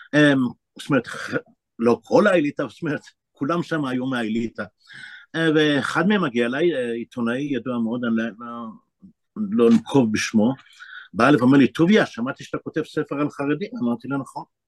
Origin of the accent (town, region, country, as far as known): Bnei Brak, Tel Aviv District, Israel; born or raised there; also born or lived in Jerusalem